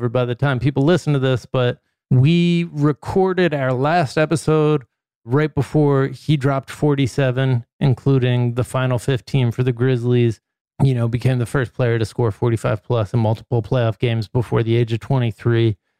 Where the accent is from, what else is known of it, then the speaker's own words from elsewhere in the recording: New York, United States; We are from New York.